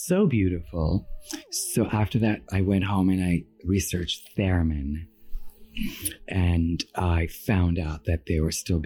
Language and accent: English; Iran; moved away; And I was raised in Iran and I'm Armenian